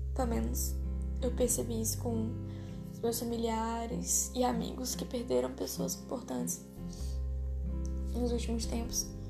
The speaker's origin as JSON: {"language": "Portuguese", "town": "Tocantinópolis", "region": "Tocantins", "country": "Brazil", "tie": "born or raised there", "also_born_or_lived": "São Raimundo das Mangabeiras, Maranhão", "said": "Então eu meio que fui criada aqui no Tocantins, em Tocantinópolis, e lá no Maranhão, em Mangabeiras"}